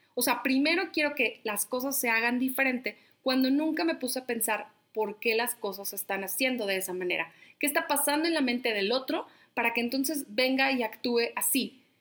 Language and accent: Spanish; La Laguna, Coahuila, Mexico; moved away; soy de La Laguna